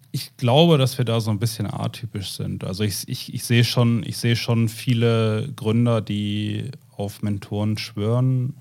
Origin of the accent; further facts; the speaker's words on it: the North, Northern Germany, Germany; Wir kommen ja beide äh, aus dem Norden, haben hier Frau und Kind